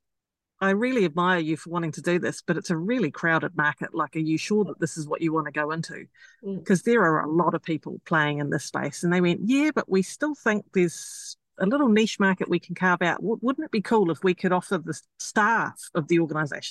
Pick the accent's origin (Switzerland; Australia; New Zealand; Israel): New Zealand; Auckland; I am an Aucklander